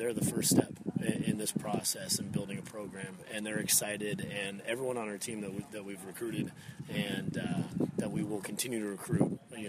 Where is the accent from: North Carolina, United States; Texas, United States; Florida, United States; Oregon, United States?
Oregon, United States; moved away as an adult; also born or lived in Indiana / Louisiana; now in Terre Haute, United States; I'm originally from Oregon, and I grew up with my father being a coach